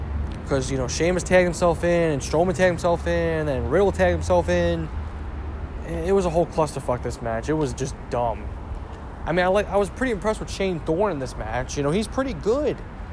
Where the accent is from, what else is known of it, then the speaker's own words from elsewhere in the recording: Ireland; And I'm an Irishman right there.